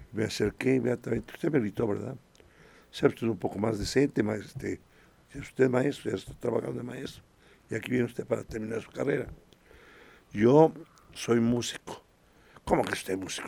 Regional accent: Puebla, Mexico; also born or lived in Santiago Acatlán, Puebla; estuve ahí hasta los siete años. A los siete años vine para la ciudad de Puebla

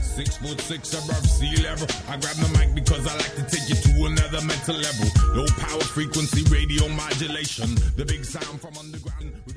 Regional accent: Detroit, Michigan, United States; now in Atlanta, United States; I'm here in Atlanta, but I'm originally from Detroit

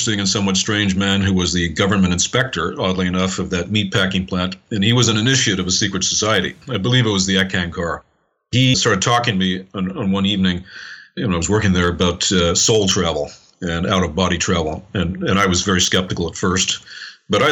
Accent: Montreal, Quebec, Canada; I was born and raised in Montreal in Canada, born in 1959

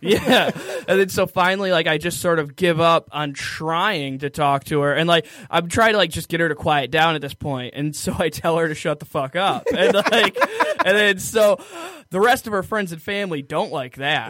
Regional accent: Waterford, Michigan, United States; I'm from Waterford

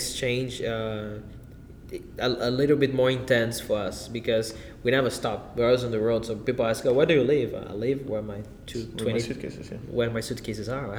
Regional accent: Brasília, Federal District, Brazil; moved away; also born or lived in São Paulo; I'm from Brasília, which is a country inside. And then I moved to a big city in my country

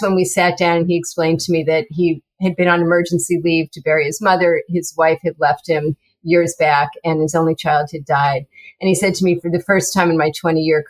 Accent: New York, United States; moved away; I was from New York originally and grew up there, and my whole family

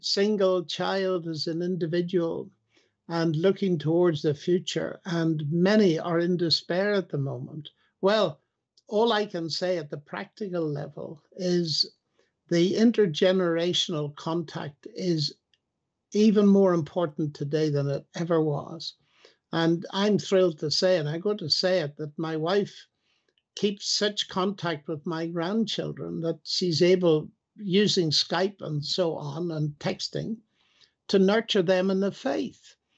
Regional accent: Northern Ireland, United Kingdom; I come from Northern Ireland

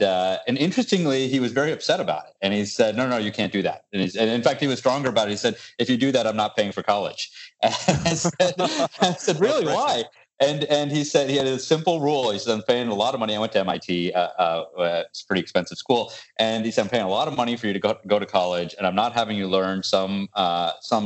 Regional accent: Virginia, United States; also born or lived in Buffalo, New York / Indiana; I grew up in university life, campus of University of Virginia, and then Purdue University up in Indiana. And we came back to, he got a position at NASA in this little town called Yorktown

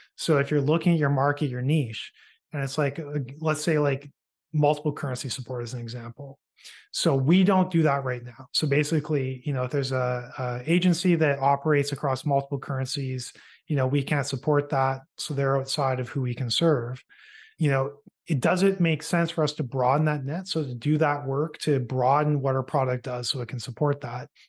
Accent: Canada; a Canadian entrepreneur

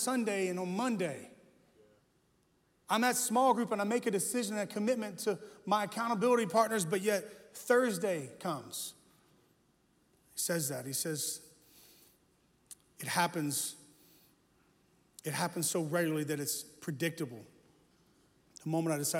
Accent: United States; I was born in America, which makes me an American

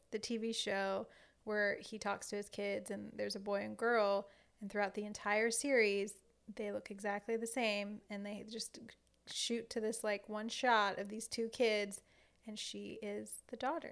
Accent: Southern Louisiana, United States; a Cajun girl from Southern Louisiana.

